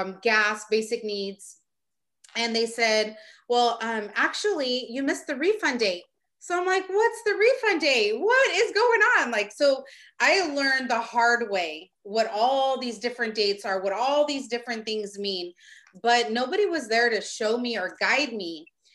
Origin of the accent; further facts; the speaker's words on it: Stockton, California, United States; I'm from Stockton.